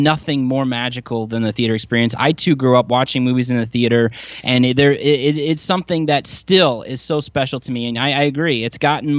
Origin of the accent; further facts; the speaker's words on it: Grand Rapids, Michigan, United States; moved away as an adult; now in Milwaukee, United States; I was born and raised in Grand Rapids